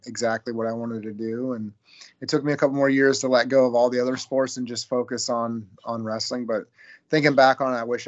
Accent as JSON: {"language": "English", "town": "Eugene", "region": "Oregon", "country": "United States", "tie": "born or raised there", "said": "I was born right here in Eugene, Oregon, born and raised"}